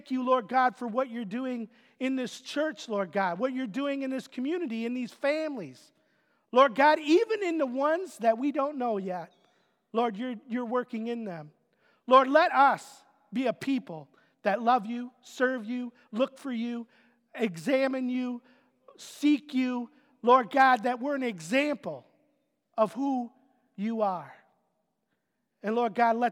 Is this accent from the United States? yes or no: yes; Otisville, United States; moved away; my hometown of Otisville